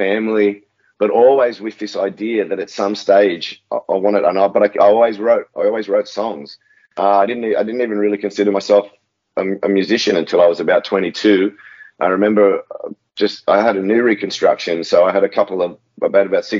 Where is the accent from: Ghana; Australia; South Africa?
Australia; Sydney, New South Wales; also born or lived in Botany, Sydney; Yeah, I'm born and bred in Maroubra Beach. I currently live in a suburb called Botany